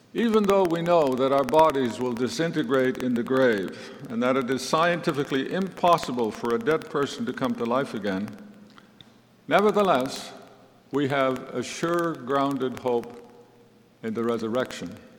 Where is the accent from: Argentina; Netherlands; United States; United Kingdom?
Netherlands; I was born in 1942 in the Netherlands, which at that time was under German occupation.